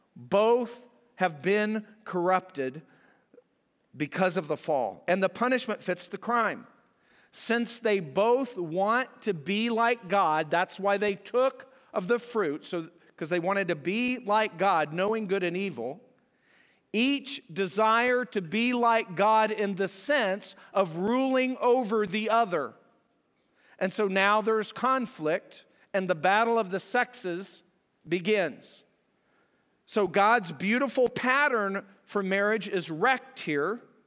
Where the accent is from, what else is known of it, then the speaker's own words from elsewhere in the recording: New Mexico and southern Colorado, United States; moved away; I'm from out west. I grew up in New Mexico and southern Colorado